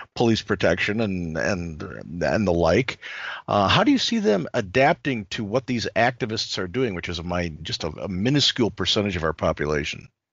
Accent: Chicago, Illinois, United States; I was born and raised in Chicago

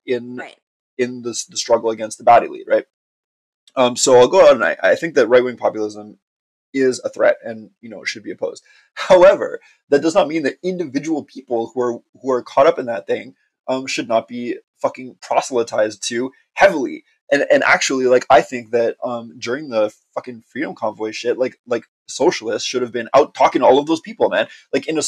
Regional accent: Montreal, Quebec, Canada; I'm from Montreal. Like, I'm like a communist from Montreal

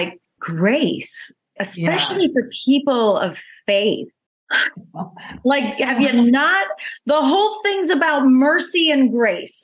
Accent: New York, United States; I thought I was like an open-minded world traveled New Yorker

